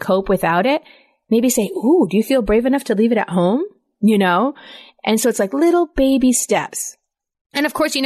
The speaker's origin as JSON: {"language": "English", "region": "Rhode Island", "country": "United States", "said": "I'm from Rhode Island."}